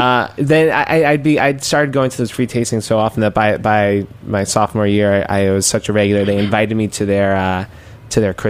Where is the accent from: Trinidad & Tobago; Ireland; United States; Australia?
United States; New York City, New York; I grew up in Queens